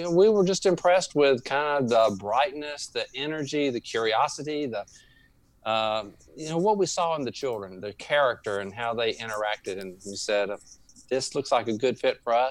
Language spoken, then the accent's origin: English; Louisiana, United States; accent: drawl; we are from Louisiana. We're native Louisianians